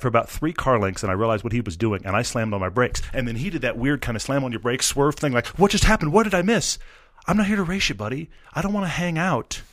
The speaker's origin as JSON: {"language": "English", "region": "Texas", "country": "United States", "said": "I'm from Texas"}